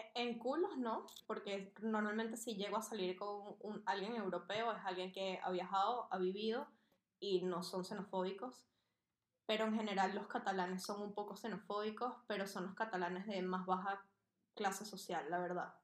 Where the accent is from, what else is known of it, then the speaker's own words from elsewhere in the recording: Venezuela; moved away as an adult; also born or lived in Barcelona; Yo me fui muy joven de Venezuela, yo me fui a los 18.